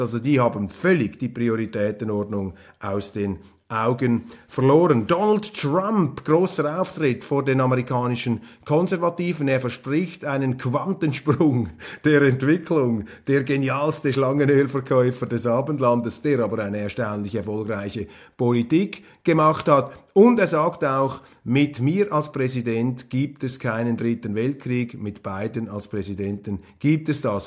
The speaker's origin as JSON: {"language": "German", "country": "Switzerland", "said": "als Schweizer Journalist im Ausland"}